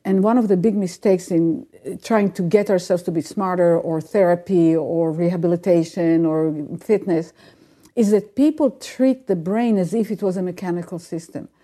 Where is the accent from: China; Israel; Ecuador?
Israel; moved away; I grew up in Israel